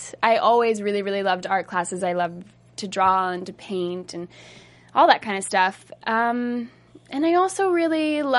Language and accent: English; Pennsylvania, United States; moved away; I'm from Pennsylvania